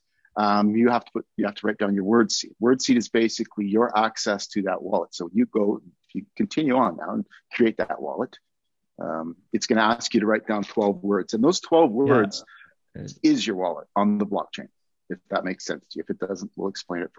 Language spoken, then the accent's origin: English; Canada; being a Canadian